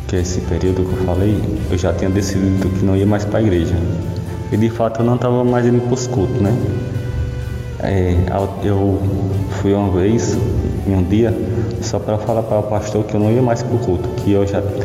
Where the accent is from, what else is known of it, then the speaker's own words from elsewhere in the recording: Milagres, Ceará, Brazil; sou de Milagre, Ceará